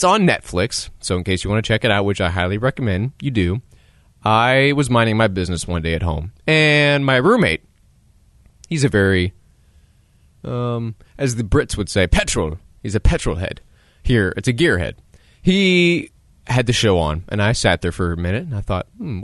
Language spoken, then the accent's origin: English; United States; as an American